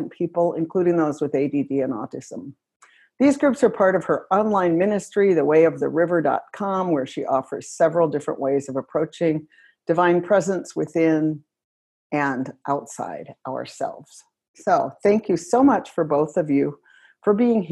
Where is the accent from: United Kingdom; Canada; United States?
United States; also born or lived in West Virginia / Ohio / Portland; now in Minnesota, United States; I grew up in West Virginia and Ohio